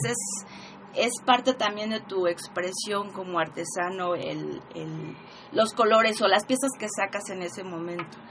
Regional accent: Puebla, Mexico; orgullosamente poblana.

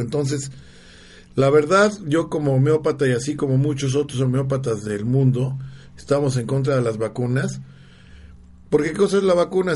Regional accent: Mexico; now in Puebla, Mexico; yo soy jalisciense jalicense michoacano

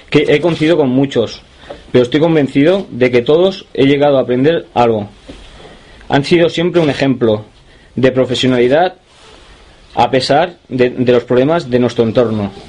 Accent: Girona, Catalonia, Spain; born there; also born or lived in Santander; Nací en Gerona

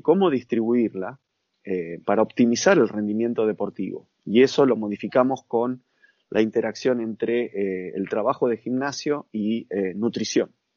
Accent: Argentina; also born or lived in United States; soy de Argentina

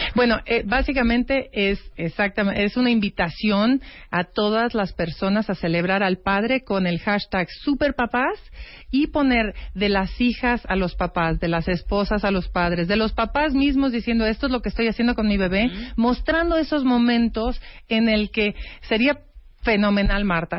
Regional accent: Mexico; como mexicana

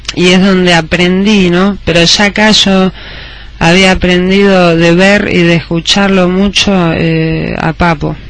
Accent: Argentina; moved away as an adult; also born or lived in Chicago, United States; siendo argentino, estando acá

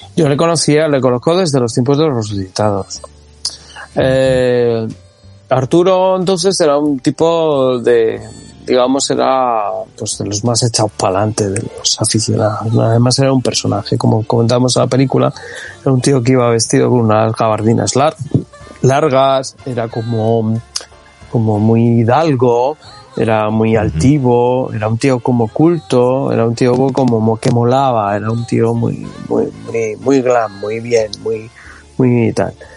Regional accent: Community of Madrid, Spain; Aunque yo soy madrileño, pero yo vivía en un pueblo

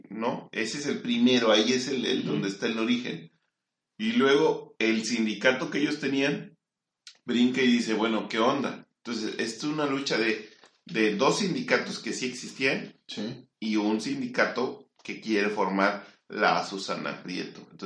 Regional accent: Mexico; somos mexicanos nosotros, tú no.

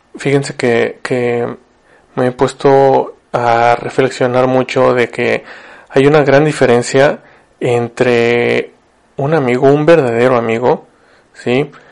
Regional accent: Ciudad Victoria, Tamaulipas, Mexico; moved away as an adult; now in Monterrey, Mexico; yo vivo en Monterrey, soy de Victoria, Tamaulipas

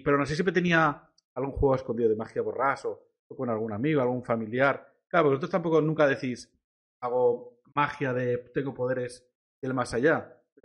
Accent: Vila-real, Valencian Community, Spain; soy como decía de Villarreal

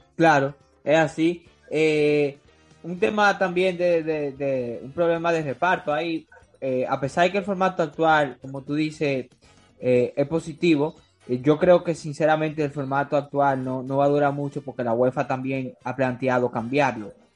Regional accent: Dominican Republic; soy dominicano y lo hago desde aquí de República Dominicana

